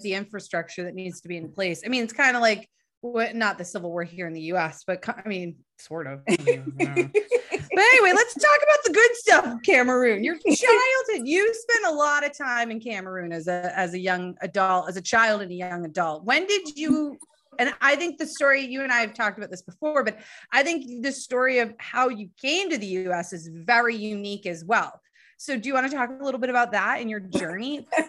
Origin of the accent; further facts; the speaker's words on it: Nashua, New Hampshire, United States; I grew up in Nashua